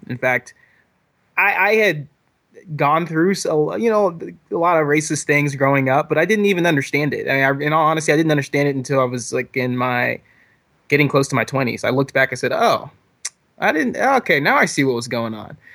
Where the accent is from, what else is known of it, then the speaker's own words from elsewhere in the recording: Texas, United States; moved away as an adult; now in New York, United States; I'm originally from Texas, and I moved to New York for a, a job, uh, opportunity about six months ago.